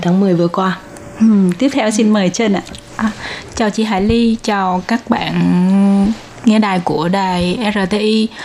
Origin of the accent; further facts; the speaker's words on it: Can Tho, Vietnam; moved away as an adult; now in Taiwan; sinh ra và lớn lên ở Cần Thơ và ừ. đến Đài Loan cũng à, hơn 10 năm rồi